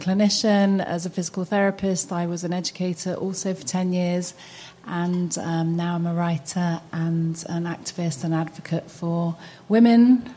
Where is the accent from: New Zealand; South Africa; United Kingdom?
United Kingdom; London; moved away as an adult; now in United States; I'm from London. I was born and raised in London and came here 6 years ago